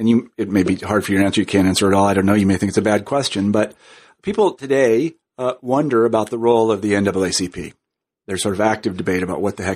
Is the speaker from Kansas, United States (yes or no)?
yes; Kansas, United States; now in Northampton, United States; I'm from Kansas, so that's good for Kansas